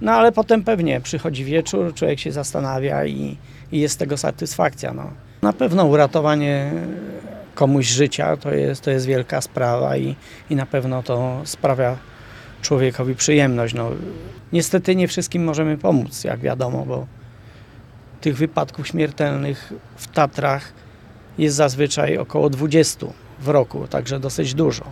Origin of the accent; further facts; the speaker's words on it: Zakopane, Lesser Poland, Poland; jestem zakopiańczykiem z urodzenia